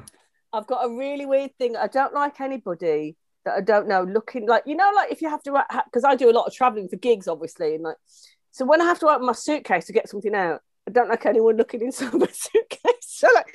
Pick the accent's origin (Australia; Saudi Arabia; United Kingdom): United Kingdom; Midlands; I was raised in the Midlands